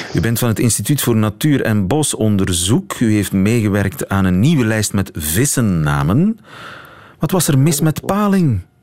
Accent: Flanders, Belgium; mijn eh, Vlaamse identiteit

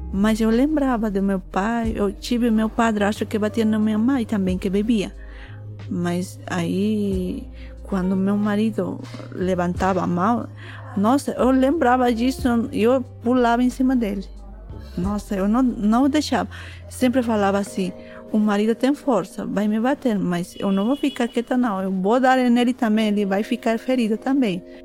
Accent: Bolivia; Portuguese is a second language; moved away as an adult; also born or lived in Tacna, Peru; now in Brazil; Eu nasci no Tacna, Peru. Eu cresci na Bolívia. Agora estou morando no Brasil

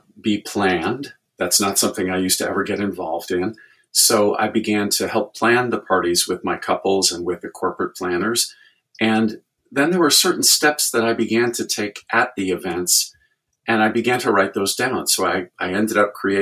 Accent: Chicago, Illinois, United States; moved away as an adult; now in Indianapolis, United States; I was actually born and raised in Chicago. My dad worked right downtown in the big city, but we grew up in the suburbs

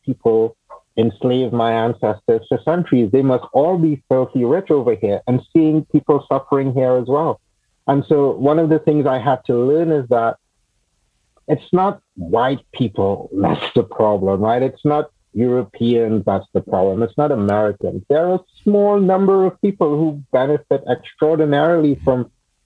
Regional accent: Trinidad & Tobago; moved away; also born or lived in United States / Washington, D.C.; I grew up in Trinidad in the Caribbean, and then I moved to the U.S. and I lived there for a long time

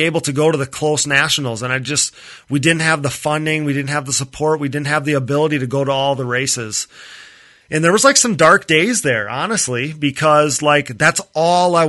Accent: Wisconsin, United States; I'm from Wisconsin here

